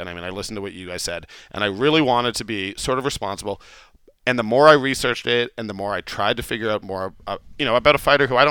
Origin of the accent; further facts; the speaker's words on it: Calgary, Alberta, Canada; also born or lived in India; Yeah, I'm from Calgary.